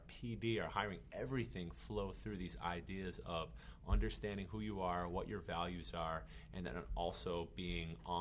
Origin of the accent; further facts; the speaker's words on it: Massachusetts, United States; moved away as an adult; now in Hawaii, United States; Where I come from in Massachusetts